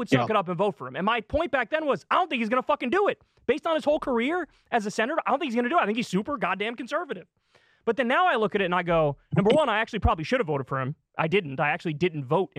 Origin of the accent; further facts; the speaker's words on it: New York, United States; I'm from New York. I'm still technically registered to vote in New York